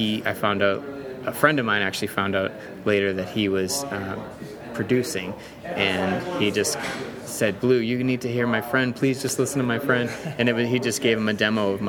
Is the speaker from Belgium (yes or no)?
no; Boston, Massachusetts, United States; that gave me and a lot of Bostonians a certain spirit